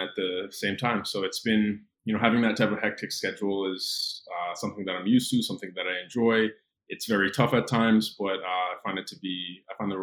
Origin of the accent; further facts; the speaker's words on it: Cayman Islands; moved away as an adult; also born or lived in Gainesville, Florida / New York; now in Miami, United States; growing up on Grand Cayman, being surrounded by water, the beach was right there